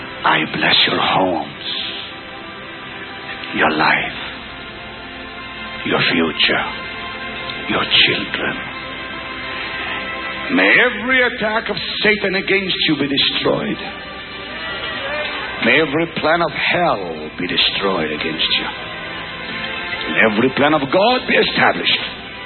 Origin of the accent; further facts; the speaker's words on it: Israel; English is a second language; I'm from Israel.